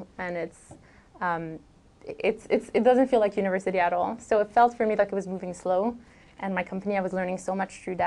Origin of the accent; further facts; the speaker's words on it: Montreal, Quebec, Canada; moved away; also born or lived in Vancouver, Canada; I'm from Montreal